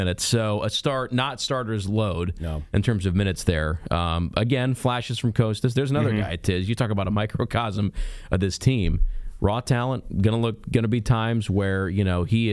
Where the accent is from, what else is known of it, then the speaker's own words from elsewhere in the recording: Akron, Ohio, United States; moved away; In my hometown